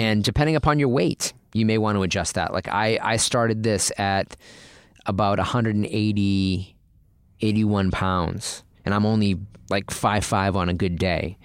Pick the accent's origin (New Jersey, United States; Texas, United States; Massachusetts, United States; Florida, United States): Massachusetts, United States; Boston; now in California, United States; I grew up in Boston